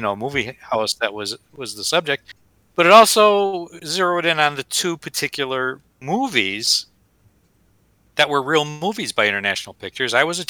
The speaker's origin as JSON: {"language": "English", "town": "Dunmore", "region": "Pennsylvania", "country": "United States", "tie": "born or raised there", "said": "he was from my hometown at Dunmore."}